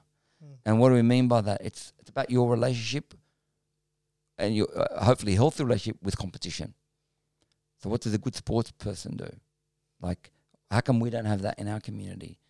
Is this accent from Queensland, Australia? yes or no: no; Sydney, New South Wales, Australia; also born or lived in Melbourne, Victoria; I grew up in Guildford, Auburn, Parramatta, Sunshine West, Broadmeadow